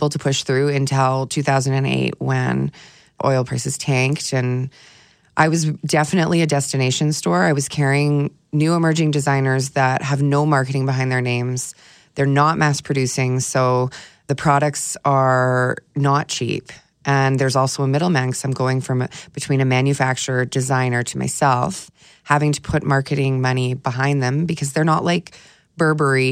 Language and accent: English; Edmonton, Alberta, Canada; moved away; also born or lived in Toronto / Vancouver; I'm originally from Edmonton, so I didn't want to move back to Edmonton